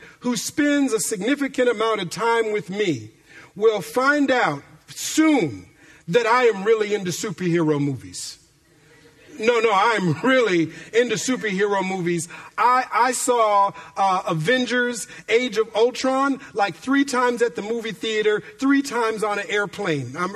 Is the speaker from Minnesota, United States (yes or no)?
yes; Minneapolis, Minnesota, United States; moved away as an adult; now in Bay Area, California, United States; my childhood growing up in Minneapolis, Minnesota